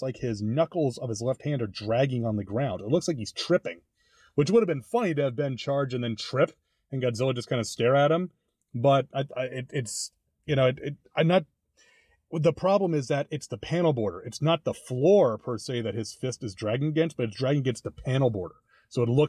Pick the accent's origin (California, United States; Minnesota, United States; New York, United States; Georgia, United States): New York, United States; New York City; growing up in New York, for me, a trip to the American Museum of Natural History always meant seeing the dinosaurs.